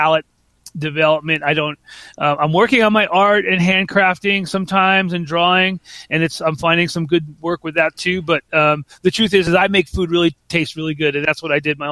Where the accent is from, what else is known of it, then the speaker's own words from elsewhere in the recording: Long Island, New York, United States; we had a garden growing up on Long Island